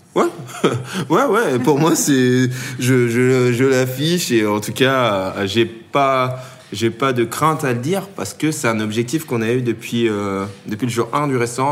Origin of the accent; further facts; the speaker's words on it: Tournan-en-Brie, Île-de-France, France; j'ai grandi euh, dans le 77, en seine dans une petite ville qui s'appelle